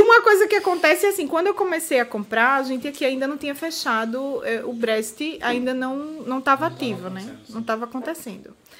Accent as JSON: {"language": "Portuguese", "country": "Brazil", "moved": "as an adult", "lives_now": "Portugal", "said": "eu era a única brasileira"}